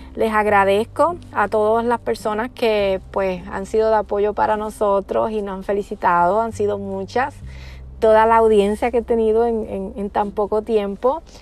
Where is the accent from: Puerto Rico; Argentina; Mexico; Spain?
Puerto Rico; yo soy de Puerto Rico